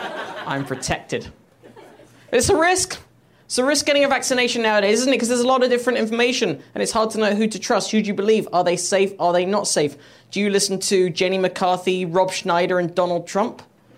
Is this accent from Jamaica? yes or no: no; England, United Kingdom; now in United States; I'm English, by the way.